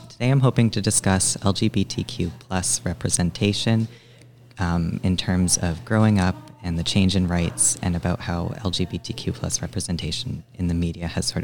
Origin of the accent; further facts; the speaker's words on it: Calgary, Alberta, Canada; I grew up in Calgary, which is a fairly accepting place of my identity